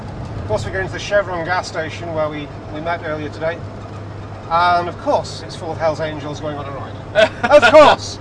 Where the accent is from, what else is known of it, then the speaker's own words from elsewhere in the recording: Manchester, North West England, United Kingdom; moved away as an adult; now in Malibu, United States; I said, "Manchester, England."